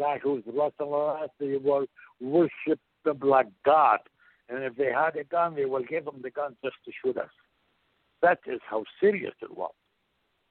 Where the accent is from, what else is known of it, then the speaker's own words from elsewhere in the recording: Baghdad, Baghdad Governorate, Iraq; moved away as an adult; also born or lived in Portland, Oregon; I am from Baghdad, Iraq